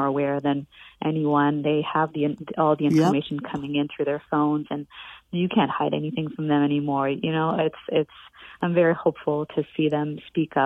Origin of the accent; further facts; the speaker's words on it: Montreal, Quebec, Canada; moved away; coming from Montreal